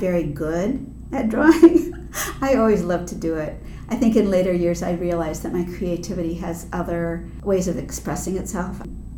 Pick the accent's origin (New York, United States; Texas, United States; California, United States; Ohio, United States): Ohio, United States; Shaker Heights; I grew up here. I'm a third generation Clevelander, and I grew up in Shaker Heights and went to Shaker Heights High School